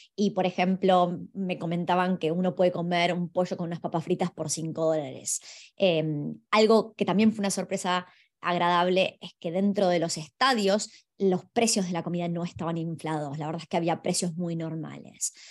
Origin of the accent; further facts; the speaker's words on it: Argentina; yo soy de Argentina